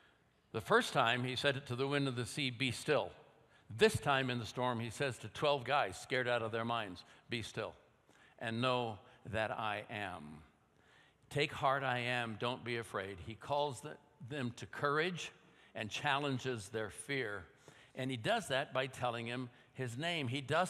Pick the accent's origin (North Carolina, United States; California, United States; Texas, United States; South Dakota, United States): California, United States; Oakland; also born or lived in India; I'm home now from India, 2 years. I'm a 9-year-old kid in Oakland, California, and we have a little bungalow there, 1920s, not a very big house.